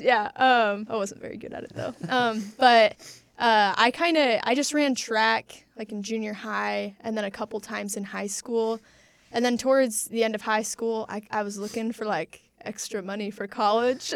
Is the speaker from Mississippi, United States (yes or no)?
no; Warsaw, Indiana, United States; I grew up in Warsaw, Indiana